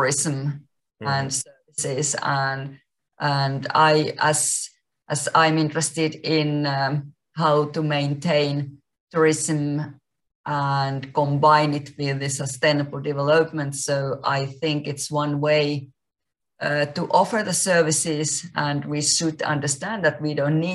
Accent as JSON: {"language": "English", "country": "Finland", "tie": "born or raised there", "also_born_or_lived": "Spain / Dominican Republic", "second_language": "English", "moved": "as an adult", "said": "I was born in Finland"}